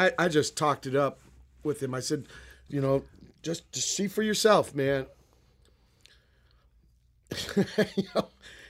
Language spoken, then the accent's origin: English; San Pedro, California, United States; I said, because we're from Pedro, man, and people don't have punk gigs there. They're the only punks.